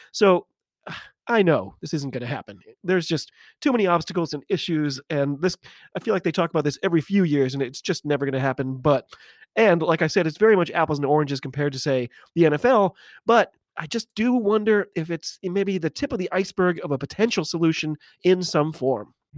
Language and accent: English; United States; I'm an American rugby fan